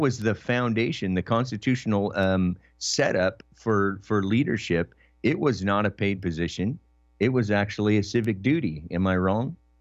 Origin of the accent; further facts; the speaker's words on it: Oregon, United States; I was raised in Oregon